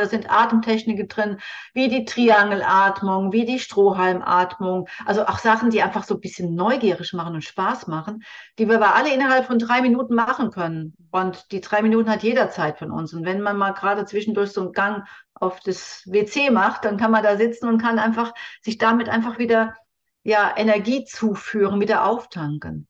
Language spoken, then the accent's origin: German; Germany; bei uns in Deutschland